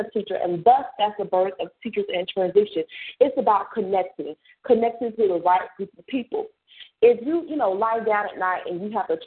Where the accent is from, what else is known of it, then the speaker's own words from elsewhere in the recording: New York, United States; I'm a New Yorker identified